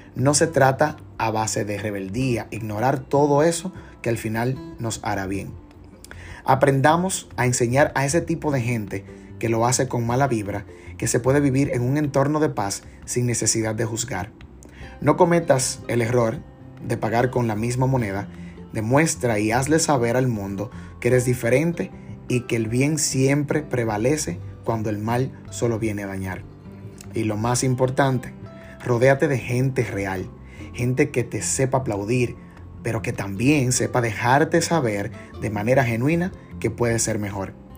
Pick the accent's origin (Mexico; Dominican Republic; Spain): Dominican Republic; como buen dominicano